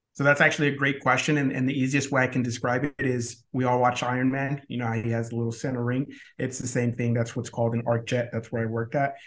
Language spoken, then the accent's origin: English; Cuba; now in United States; I was born in Cuba